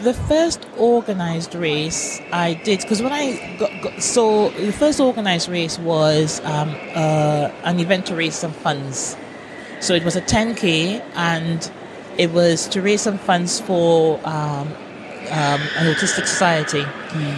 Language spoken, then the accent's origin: English; Trinidad & Tobago; accent: Trinidad; moved away as an adult; now in United Kingdom; I'm from Trinidad.